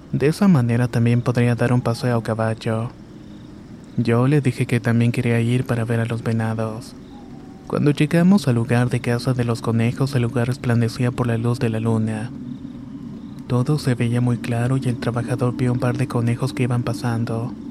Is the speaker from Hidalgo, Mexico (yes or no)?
no; Rayones, Nuevo León, Mexico; now in Montemorelos, Mexico; Esto me pasó en un pueblito cerca de Montemorelos donde vivo actualmente. Aunque mi familia y yo somos originarios de Rayones, Nuevo León.